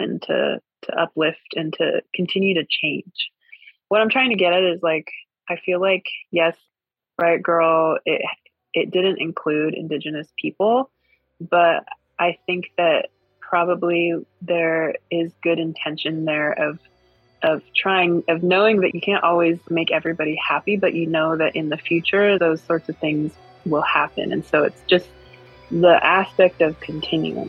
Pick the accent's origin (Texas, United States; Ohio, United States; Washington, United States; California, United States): Washington, United States; Swinomish Indian tribal community, Northwest Washington State, United States; I come from the Swinomish Indian tribal community in Coast Salish Territory, Northwest Washington State